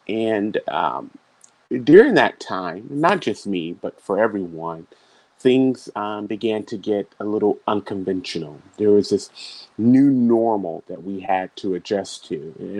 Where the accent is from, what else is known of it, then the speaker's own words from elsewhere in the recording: Augusta, Georgia, United States; also born or lived in Dayton, Ohio / Germany / Korea; now in Tampa, United States; So I was born in Dayton, Ohio, but I consider Augusta, Georgia to be home. That's where I was raised. That's where I received all my education. I currently reside in Tampa, Florida with my wife, Raisa.